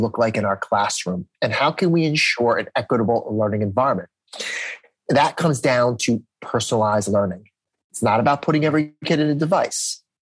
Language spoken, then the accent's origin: English; New Jersey, United States; I'm from New Jersey